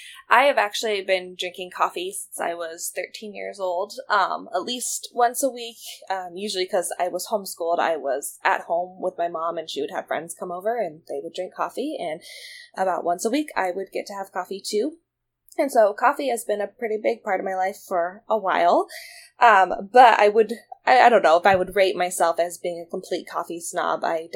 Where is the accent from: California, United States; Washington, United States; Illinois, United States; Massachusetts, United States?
Washington, United States; Olympia; I'm in my mid-20s. I was homeschooled kindergarten through graduation, and I've never moved farther than 15 minutes from the hospital I was born at here in Olympia, Washington.